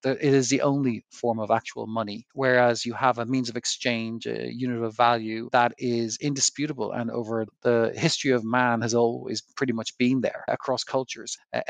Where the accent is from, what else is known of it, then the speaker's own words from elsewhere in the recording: Ireland; moved away as an adult; now in United States; So I found myself in Wall Street after I qualified from college. And I moved there from Ireland, and I worked in banks